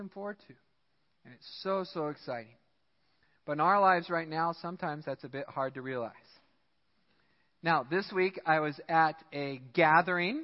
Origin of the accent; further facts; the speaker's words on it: United States; I'm American